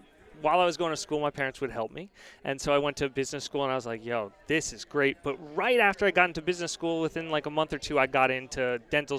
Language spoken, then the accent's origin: English; Palm Beach Gardens, Florida, United States; I grew up in Palm Beach Gardens, Florida